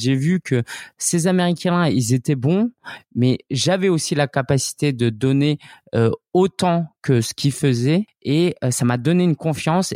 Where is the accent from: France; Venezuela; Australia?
France; also born or lived in Shanghai; je suis né, j'ai grandi en France